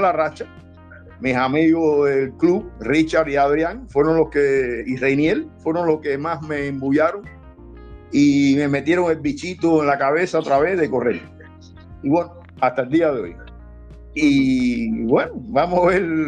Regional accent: Isla de la Juventud, Cuba; moved away as an adult; also born or lived in Matanzas; now in Havana, Cuba; soy natural de Matanza, pero casi toda mi vida la eché allá en, la isla de la juventud.

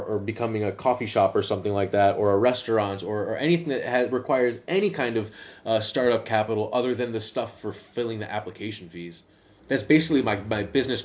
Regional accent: United States; first language English; moved away as an adult; now in Netherlands; Maybe it's just because I'm American. Maybe it's just because I'm from the United States

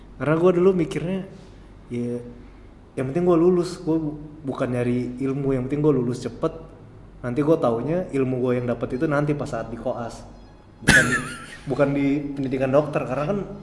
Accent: Jakarta, Indonesia; moved away as an adult; also born or lived in Purwokerto; gue dari Jakarta terus gue ke daerah Purwokerto

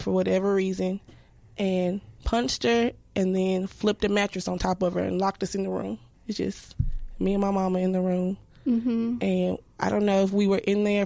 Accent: Sandusky, Ohio, United States; also born or lived in Guam / Alaska; after we moved from Alaska, we moved back to Ohio, where my mother and dad are from, in Sandusky. And, of course, now we're surrounded by a whole bunch of family

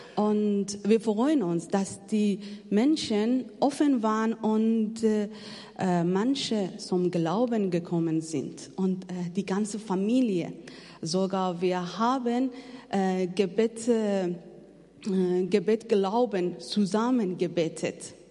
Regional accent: Afghanistan; German is a second language; moved away as an adult; now in Germany; Ich komme aus Afghanistan

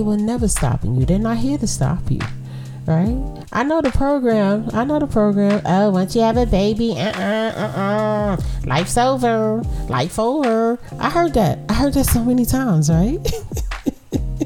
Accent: New York City, New York, United States; Yeah, I'm from Brooklyn

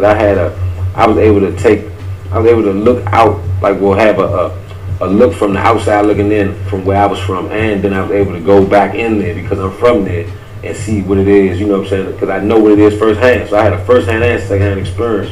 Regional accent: Washington, District of Columbia, United States; growing up in D.C., man, you know, for me, I'm from Northeast, I'm from Edgewood

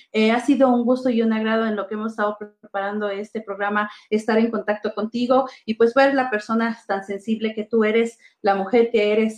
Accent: Mexico; nosotros como mexicanos

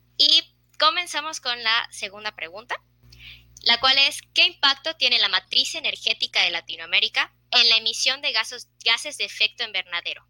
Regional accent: Yucatán, Mexico; aquí en México, en es donde soy, soy de Yucatán.

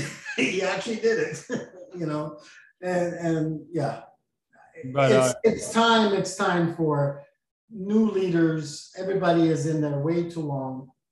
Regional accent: Austria; also born or lived in Portland, Oregon; now in Florida, United States; I'm from Austria

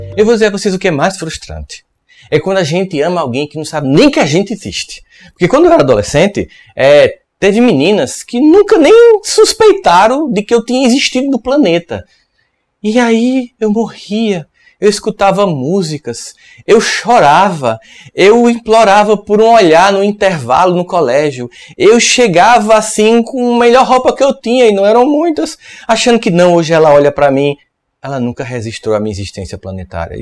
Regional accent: Northeast Region, Brazil; eu sou nordestino e aqui no Nordeste

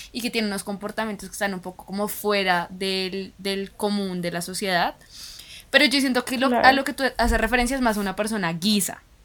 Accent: Colombia; en nuestra cultura, en Colombia, somos muy de abrazar

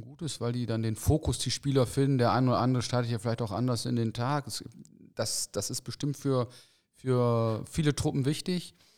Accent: Osnabrück, Lower Saxony, Germany; also born or lived in Cologne (Junkersdorf); ich komme aus Osnabrück

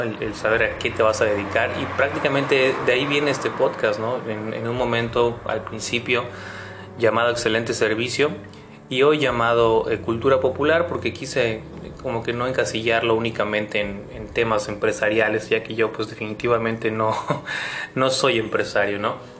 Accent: Mexico; no nos conquistaron a nosotros como mexicanos

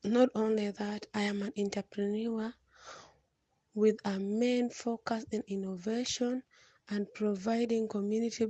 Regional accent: South Sudan; from South Sudan. I am a young South Sudanese peace ambassador

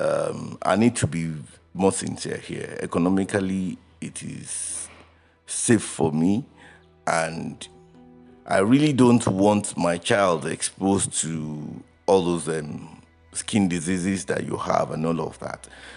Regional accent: Remo, Ogun State, Nigeria; I am a prince. I'm a prince from Remo

